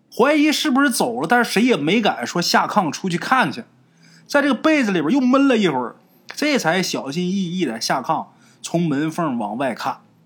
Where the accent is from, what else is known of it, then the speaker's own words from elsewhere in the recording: Northeast China, China; 这个大姨啊，是咱们东北人，对自己父母辈的人的称呼。哎，就像南方管叫阿姨啊，我们那边儿都叫大姨